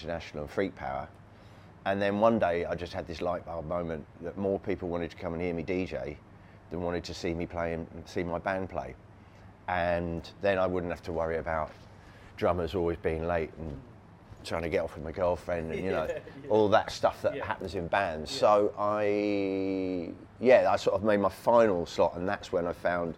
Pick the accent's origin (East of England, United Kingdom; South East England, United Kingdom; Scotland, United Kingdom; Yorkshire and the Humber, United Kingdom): South East England, United Kingdom; Surrey; I was a white suburban kid growing up in Surrey in England